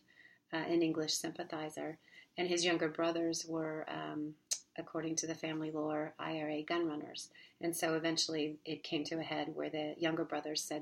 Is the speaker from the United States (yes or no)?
yes; Oklahoma, United States; accent: Oklahoma; also born or lived in Philadelphia, Pennsylvania; I grew up in Oklahoma